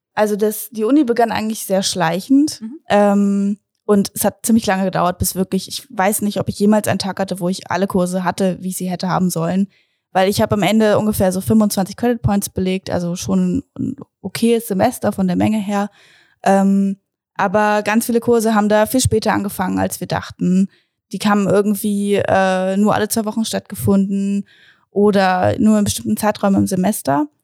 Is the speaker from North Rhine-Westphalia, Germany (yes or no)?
no; Braunschweig, Lower Saxony, Germany; ich komme aus Braunschweig